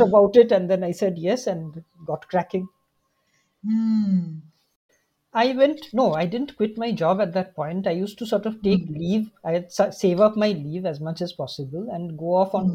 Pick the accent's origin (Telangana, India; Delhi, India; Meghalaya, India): Meghalaya, India; Shillong; I'm from Shillong